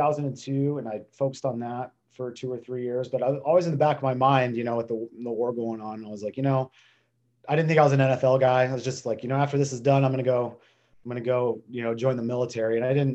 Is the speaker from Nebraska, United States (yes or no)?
yes; Western Nebraska, United States; I grew up in Western Nebraska, small town, hunting and fishing. I thought about 20,000, but we were the city kids in Western Nebraska.